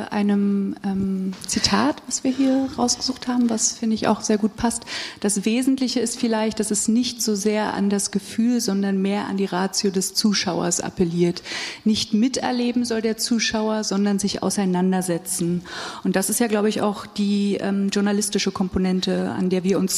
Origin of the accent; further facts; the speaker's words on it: East Germany, Germany; ich habe das äh, in meiner Familie gezeigt ähm, und ich komme aus dem Osten